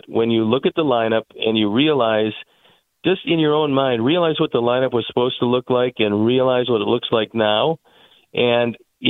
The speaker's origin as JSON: {"language": "English", "town": "Cleveland", "region": "Ohio", "country": "United States", "tie": "born or raised there", "lives_now": "Chicago, United States", "said": "I was born and raised in Cleveland where we played a lot of games in the cold weather in the early spring."}